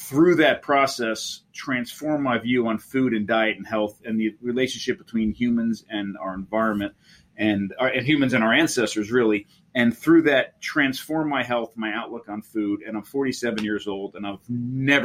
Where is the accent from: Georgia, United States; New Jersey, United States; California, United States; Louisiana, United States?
New Jersey, United States; Monmouth County; I grew up in Monmouth County, New Jersey.